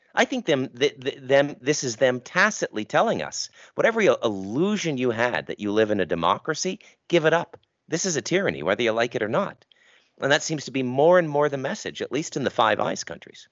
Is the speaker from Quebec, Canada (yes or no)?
no; Ottawa, Ontario, Canada; that's my hometown, by the way. I literally grew up about two kilometers from that detention center